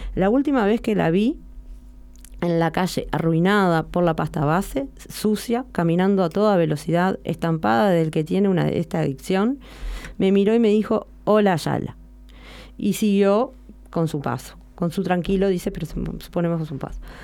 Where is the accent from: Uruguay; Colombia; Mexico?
Uruguay; Montevideo; no soy del de interior, soy de Montevideo